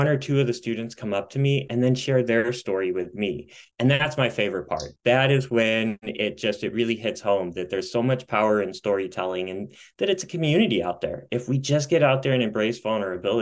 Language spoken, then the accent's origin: English; Midwest, United States; also born or lived in Colorado; now in Michigan, United States; I am back closer to my Midwest roots